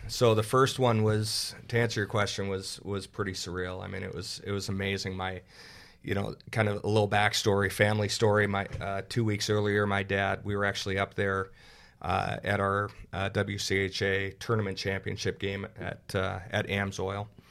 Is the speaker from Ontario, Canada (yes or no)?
yes; Burlington, Ontario, Canada; moved away as an adult; now in Minnesota, United States; grew up in Burlington